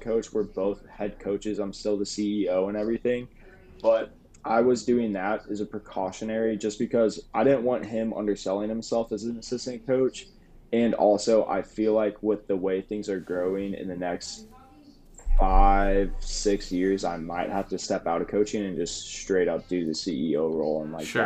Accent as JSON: {"language": "English", "town": "St. Louis", "region": "Missouri", "country": "United States", "also_born_or_lived": "Springfield, Missouri", "said": "I'm from St. Louis"}